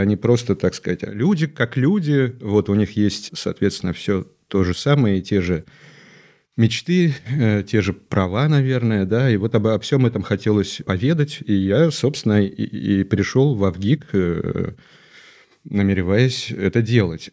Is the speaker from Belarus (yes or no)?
no; Chukotka Autonomous Okrug, Russia; moved away as an adult; Я родился на Чукотке. Угу. Я вырос там и закончил школу.